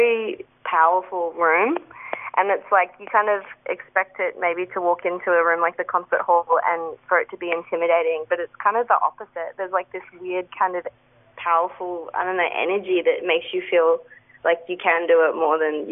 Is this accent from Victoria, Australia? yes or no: no; Sydney, New South Wales, Australia; now in Melbourne, Australia; I'm not originally from Melbourne, I'm from Sydney